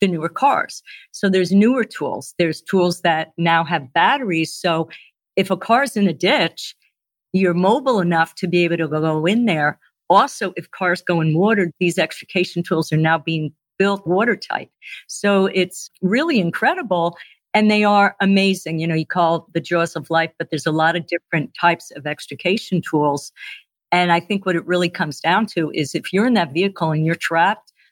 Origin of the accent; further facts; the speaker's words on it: New Jersey, United States; moved away; I'm originally from New Jersey